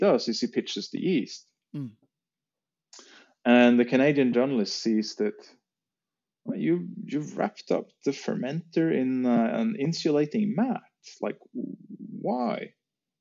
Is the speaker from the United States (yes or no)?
no; Norway; we had farmhouse in Norway